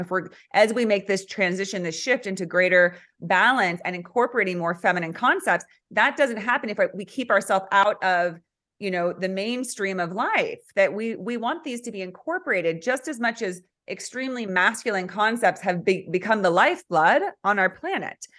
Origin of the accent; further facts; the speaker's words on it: California, United States; also born or lived in central Oregon; now in Oregon, United States; I'm from California. So, and now I'm living in central Oregon